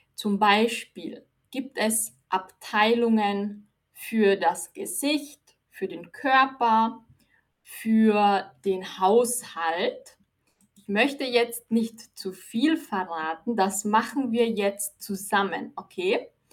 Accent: Austria; Ich bin aus Österreich

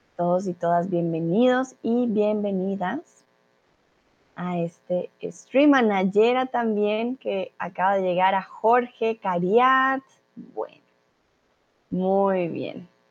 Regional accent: Colombia; soy de Colombia

